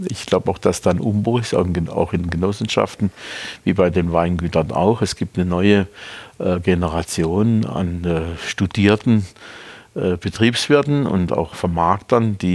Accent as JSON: {"language": "German", "region": "Baden-Württemberg", "country": "Germany", "tie": "born or raised there", "said": "Der Kaiserstuhl ist meine Heimat. Im Sinne des Wortes, ich bin hier geboren äh, ich schlafe in dem Zimmer noch, wo ich geboren bin oder in dem ich geboren bin."}